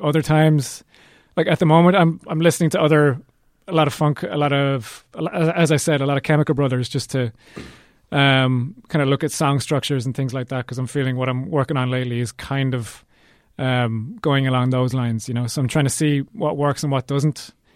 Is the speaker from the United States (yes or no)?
no; Cork, Munster, Ireland; We're from Cork